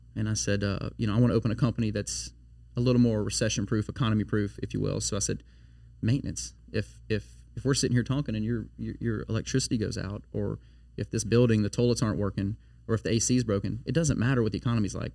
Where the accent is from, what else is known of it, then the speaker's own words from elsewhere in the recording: Baton Rouge, Louisiana, United States; also born or lived in Livingston Parish; now in Denham Springs, United States; I'm uh, born and raised in Baton Rouge